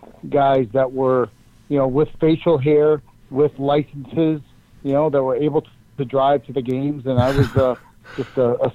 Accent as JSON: {"language": "English", "town": "Chelmsford", "region": "Massachusetts", "country": "United States", "tie": "born or raised there", "moved": "as an adult", "lives_now": "Pittsburgh, United States", "said": "Since a little kid growing up in Chelmsford, Massachusetts, my dream was from probably 5 years old."}